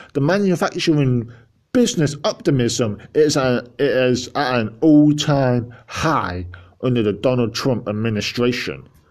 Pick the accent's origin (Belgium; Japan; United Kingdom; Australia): United Kingdom; England; I'm an English person